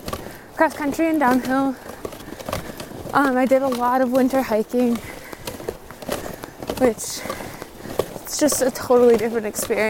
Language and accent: English; Big Falls, Minnesota, United States; also born or lived in Winona, Minnesota / Alaska; I'm from Big Falls, Minnesota, which is near International Falls.